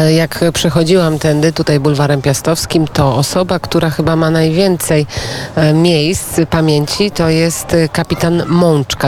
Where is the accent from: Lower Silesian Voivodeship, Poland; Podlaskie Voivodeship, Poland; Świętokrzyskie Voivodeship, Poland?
Podlaskie Voivodeship, Poland; ja pochodzę z Podlasia